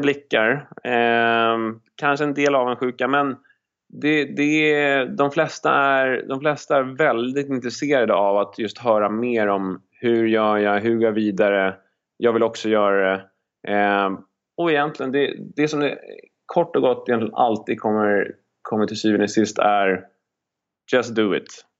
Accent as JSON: {"language": "Swedish", "country": "Sweden", "moved": "as an adult", "said": "när jag är hemma i Sverige"}